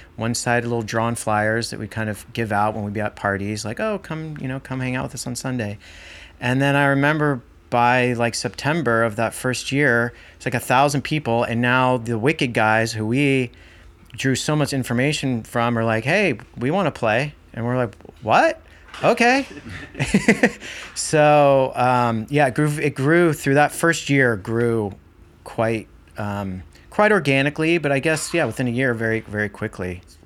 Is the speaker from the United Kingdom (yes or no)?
no; Marin County, California, United States; growing up here, growing up in Marin County